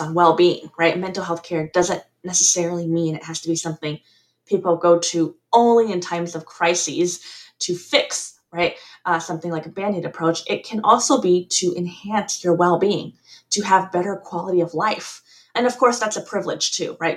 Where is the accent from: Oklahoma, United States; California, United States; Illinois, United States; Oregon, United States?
California, United States; also born or lived in Taiwan / Deep South, United States; I'm back actually in California, my home state